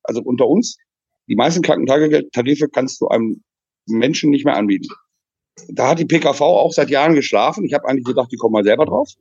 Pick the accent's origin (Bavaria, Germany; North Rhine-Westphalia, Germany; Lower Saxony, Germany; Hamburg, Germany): Lower Saxony, Germany; Friesland, near Jever; now in Netherlands; ich bin in Friesland geboren